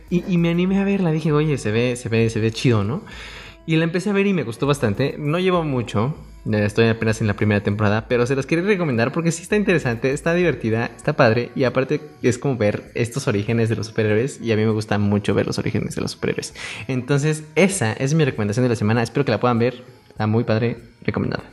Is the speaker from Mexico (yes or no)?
yes; Mexico; somos mexicanos